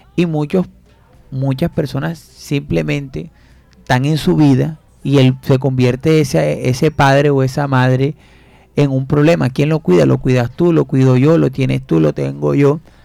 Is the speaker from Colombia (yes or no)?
yes; Fundación, Magdalena, Colombia; Yo soy de Fundación Mandalena y nosotros nos sentábamos en la puerta a esperar que pasara el señor con el tanque de la leche